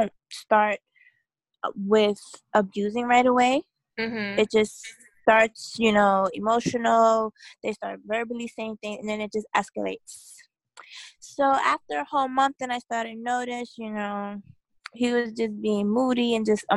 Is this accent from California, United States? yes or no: no; New York City, New York, United States; I'm from New York City